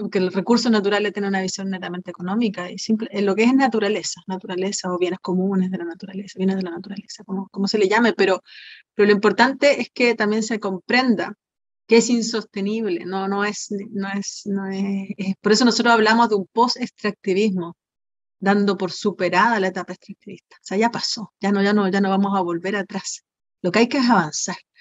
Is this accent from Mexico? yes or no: no; Antofagasta, Chile; moved away; yo soy de Antofagasta también, volví a Antofagasta